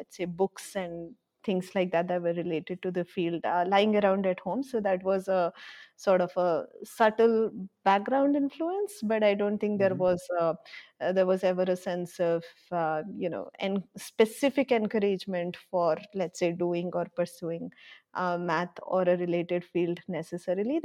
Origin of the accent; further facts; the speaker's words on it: Bangalore, Karnataka, India; also born or lived in Bhubaneswar; now in Gandhinagar, India; I was born in Bhubaneswar, but for the most part, I grew up in Bangalore.